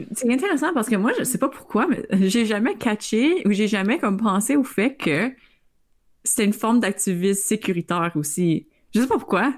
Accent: Northern Ontario, Canada; moved away as an adult; on vient tous du Nord

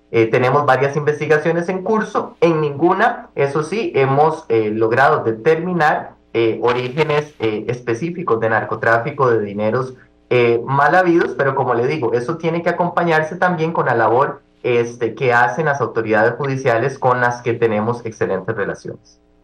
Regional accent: Costa Rica; diputados como costarricenses, que somos todos

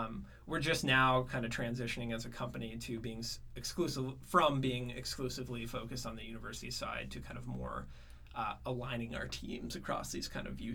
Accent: Norway, Michigan, United States; also born or lived in San Francisco; I'm from Norway, Michigan. I grew up in the Upper Peninsula.

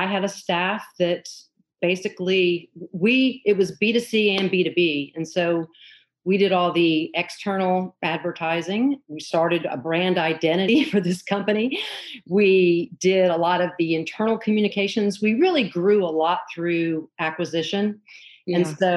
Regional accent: the South, United States; moved away; also born or lived in Los Angeles / Atlanta; I grew up in the South

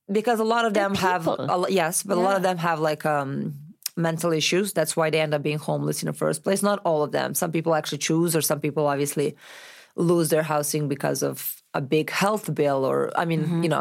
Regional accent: Novi Sad, Vojvodina, Serbia; English is a second language; also born or lived in Milan, Italy; now in Los Angeles, United States; i'm from novi sad

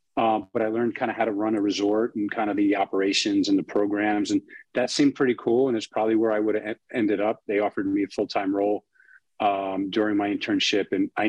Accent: Long Island, New York, United States; moved away as an adult; also born or lived in Midwest; growing up on Long Island.

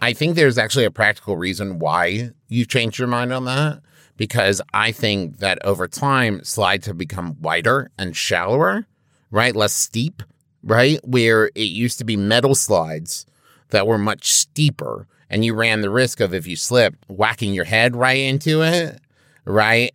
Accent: Midwest, United States; I'm from the Midwest

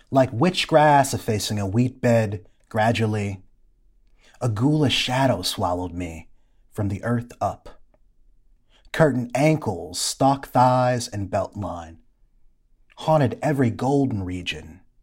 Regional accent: Ypsilanti, Michigan, United States; moved away; also born or lived in Atlanta; my hometown of Ypsilanti, Michigan

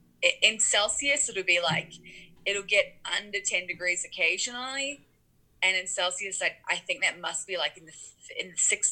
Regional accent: Auckland, New Zealand; It's pretty mild, especially in Auckland where I am. Auckland is a city, so Auckland is very much like a typical city.

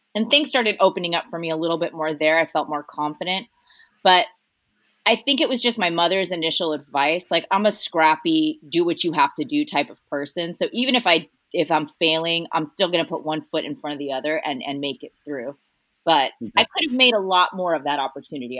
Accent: Cypress, California, United States; also born or lived in Costa Rica; I grew up in Cypress, which is like a tiny little town right sort of on the border of Orange County and um, LA County

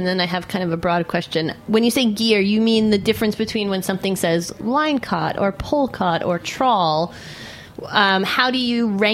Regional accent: New York, United States; moved away as an adult; now in New Jersey, United States; growing up in New York

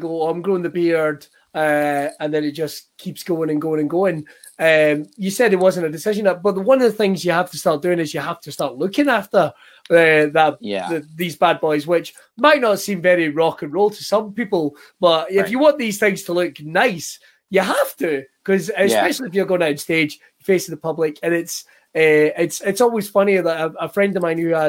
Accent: Scotland, United Kingdom; as a Scotsman

